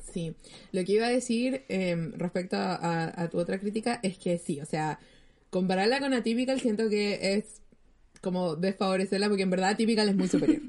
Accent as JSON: {"language": "Spanish", "country": "Chile"}